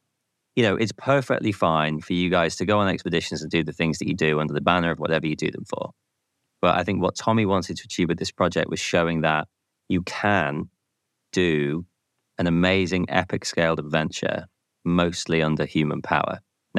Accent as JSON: {"language": "English", "country": "United Kingdom", "said": "as a Brit"}